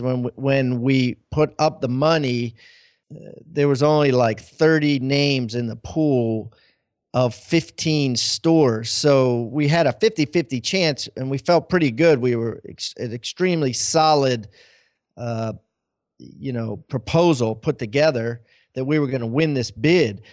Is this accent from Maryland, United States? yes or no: yes; Maryland, United States; moved away; I'm from Maryland originally